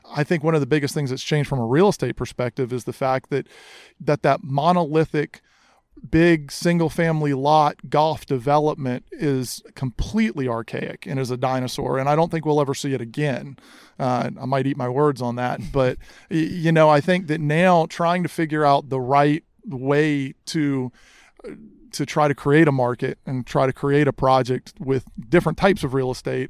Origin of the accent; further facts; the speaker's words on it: Charleston, South Carolina, United States; I grew up here in Charleston, grew up in the golf industry.